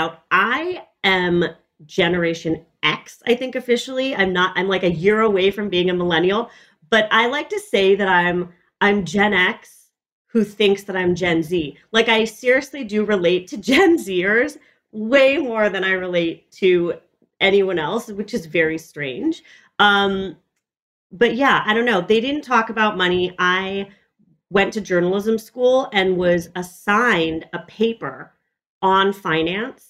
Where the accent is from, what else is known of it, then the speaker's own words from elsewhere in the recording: Los Angeles, California, United States; I grew up in Echo Park, which is a neighborhood in Los Angeles